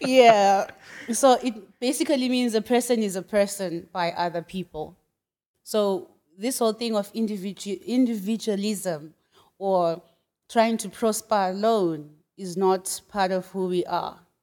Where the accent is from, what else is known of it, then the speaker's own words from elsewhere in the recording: Bulawayo, Zimbabwe; moved away as an adult; also born or lived in Shanghai, China; now in Nanchang, China; I'm from Zimbabwe. I was born and bred in a city called Bulawayo, and it's in the southwest, yeah, southwestern part of Zimbabwe.